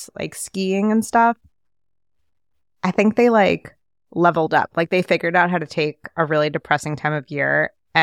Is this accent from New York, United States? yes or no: yes; New York City, New York, United States; I grew up in New York City.